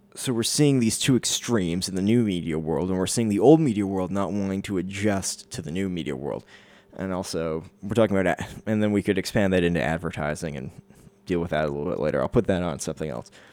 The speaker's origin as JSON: {"language": "English", "country": "Canada", "said": "as a Canadian"}